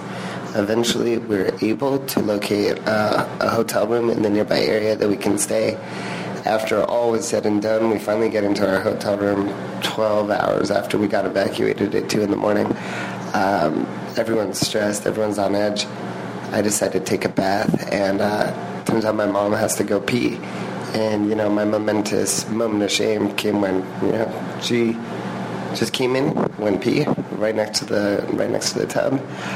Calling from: Thousand Oaks, California, United States

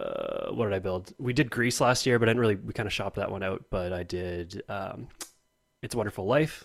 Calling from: Kamloops, British Columbia, Canada; I'm calling in from Kamloops, British Columbia, Canada.

